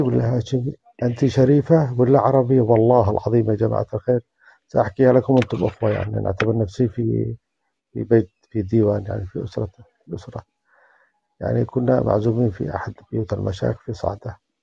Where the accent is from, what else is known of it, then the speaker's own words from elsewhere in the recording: Yemen; now in Germany; أنا من اليمن